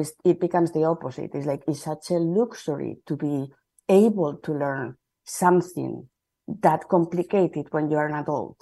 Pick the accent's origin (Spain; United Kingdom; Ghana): Spain; Madrid, Community of Madrid; English is a second language; moved away as an adult; now in Seattle, United States; I am from Spain, and I moved to from Madrid to Seattle about 25 years ago